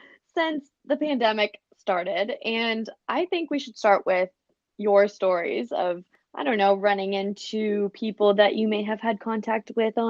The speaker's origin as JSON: {"language": "English", "region": "Oregon", "country": "United States", "also_born_or_lived": "Denver, Colorado", "moved": "yes", "lives_now": "Melbourne, Australia", "said": "I tell her I'm from Denver, Colorado, originally from Oregon."}